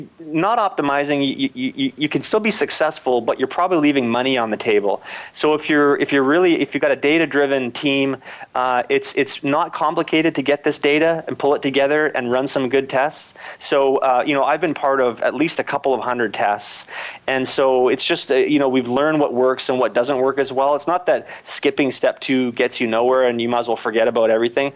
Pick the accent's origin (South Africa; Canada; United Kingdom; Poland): Canada; I'm Canadian